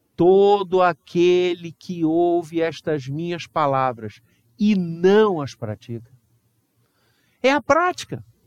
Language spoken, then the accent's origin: Portuguese; Brazil; nós brasileiros